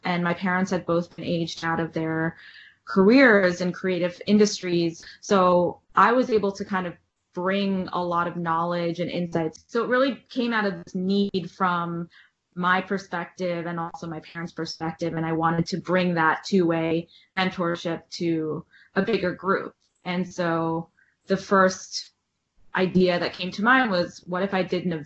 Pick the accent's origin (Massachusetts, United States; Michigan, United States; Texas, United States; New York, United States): New York, United States; New York City; also born or lived in Washington, D.C.; I grew up in New York City and I left for college